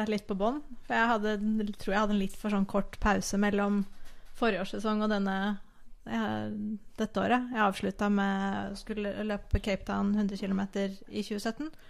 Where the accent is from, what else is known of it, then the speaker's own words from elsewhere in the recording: Bærum, Akershus, Norway; also born or lived in Sweden; Jeg er opprinnelig svensk, men jeg har jo bodd i Norge siden 87. Jeg eh, Vokste opp i Bærum og har bodd mye i Oslo.